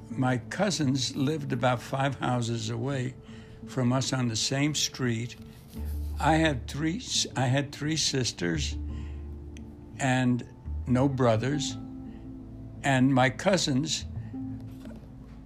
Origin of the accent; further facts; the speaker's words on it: Brooklyn, New York, United States; I grew up in Brooklyn, Bensonhurst